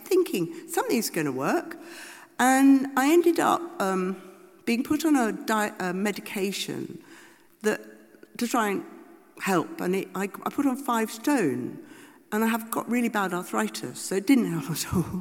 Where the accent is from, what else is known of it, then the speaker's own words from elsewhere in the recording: United Kingdom; we're all British, liberal